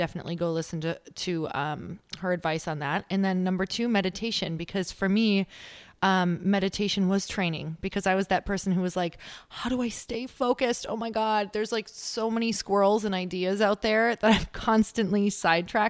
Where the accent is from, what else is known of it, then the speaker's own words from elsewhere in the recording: Midwest, United States; now in California, United States; I am originally from the Midwest